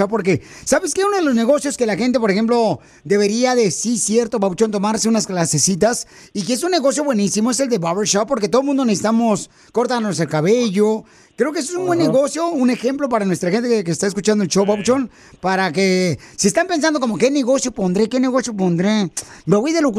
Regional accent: Jalisco, Mexico; soy de Jalisco

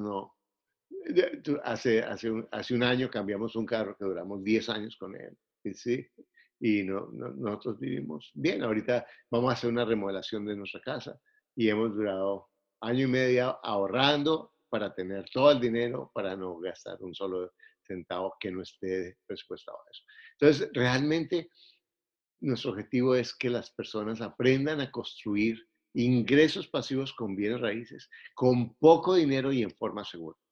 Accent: Bogotá, Bogotá Capital District, Colombia; Soy colombiano, eh, soy bogotano

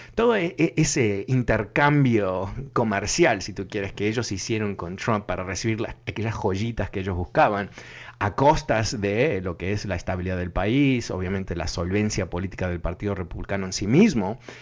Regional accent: New York, United States; yo me crié en Nueva York

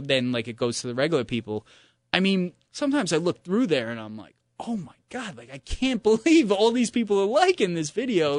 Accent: New York, United States; as a New Yorker

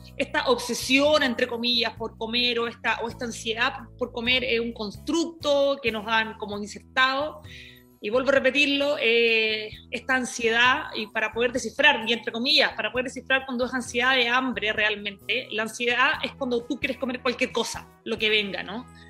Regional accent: Iquique, Tarapacá, Chile; moved away; Yo eh, vengo desde Chile, eh, me crié en Iquique, en un lugar eh, que era muy chiquito, una región de, de, Chile

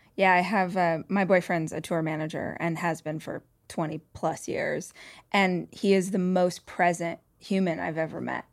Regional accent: Bakersfield, California, United States; moved away; I grew up in Bakersfield

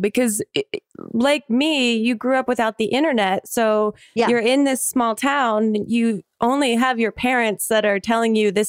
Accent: New Jersey, United States; moved away as an adult; I grew up in South Jersey. So the town that I grew up in was like 1 square mile. It's very South Jersey bleak. It's exactly like, strip malls everywhere, like exactly what you would imagine

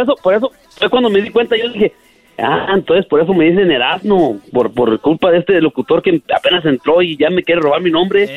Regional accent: Nieves, Zacatecas, Mexico; now in Minnesota, United States; Yo, yo nací en 1973, ah, en el ah. mero Tánger Nieves, Zacatecas

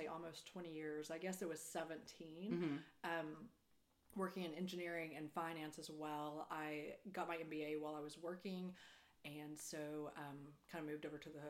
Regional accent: Perryton, Texas, United States; also born or lived in Denver / Austin / Houston; moved to Perryton. And I grew up there, lived there until I went to college

